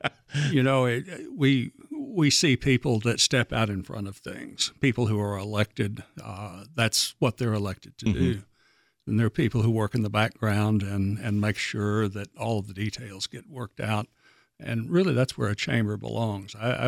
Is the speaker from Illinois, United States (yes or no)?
no; Northwest Arkansas, United States; Ask anybody that's been here as long as I have, and they say, oh, I'm from Rogers or I'm from Bentonville.